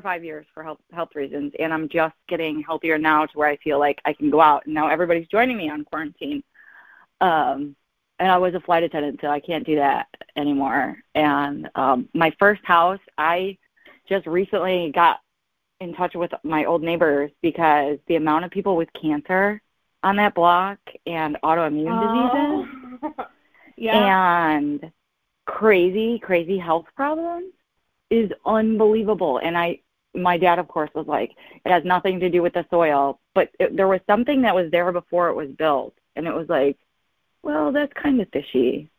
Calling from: Michigan, United States; I'm good. I'm in Michigan right now. Wishing I was in Florida.

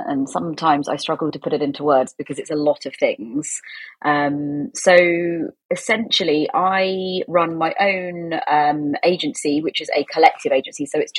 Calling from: South East England, United Kingdom; In rural Oxfordshire.

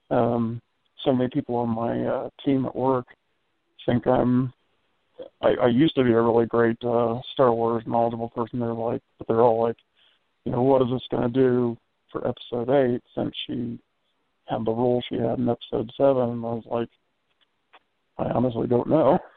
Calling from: Indiana, United States; Sorry, uh … I'm from uh, Indiana.

